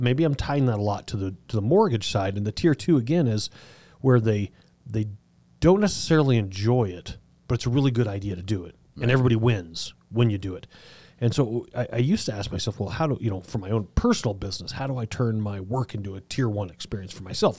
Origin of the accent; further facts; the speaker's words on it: Southern Colorado, United States; I grew up in Southern Colorado